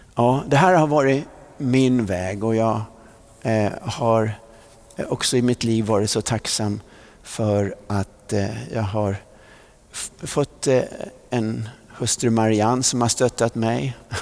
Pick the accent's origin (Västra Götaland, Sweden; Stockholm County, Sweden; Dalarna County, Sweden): Stockholm County, Sweden; Vallentuna; när vi flyttade från Centralvägen i Vallentuna upp till Tunavägen då bodde vi lite närmare Missionskyrkan